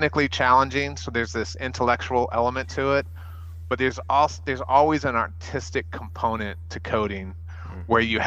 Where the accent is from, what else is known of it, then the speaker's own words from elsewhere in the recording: El Paso, Texas, United States; I grew up in El Paso